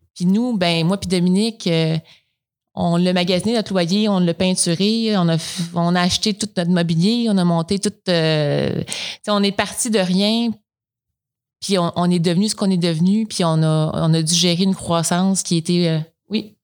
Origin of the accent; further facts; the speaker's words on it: Coaticook, Quebec, Canada; Je viens de, je suis originaire de Quaticook.